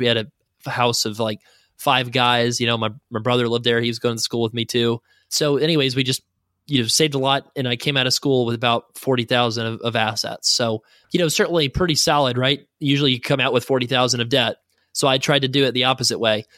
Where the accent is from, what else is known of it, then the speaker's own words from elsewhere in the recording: the South, United States; now in Saint Louis, United States; I'm from the South